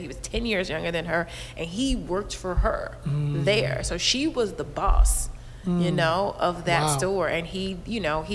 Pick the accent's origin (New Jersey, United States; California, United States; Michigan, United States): California, United States; Inglewood; moved away; also born or lived in San Francisco / New York; I grew up in Inglewood.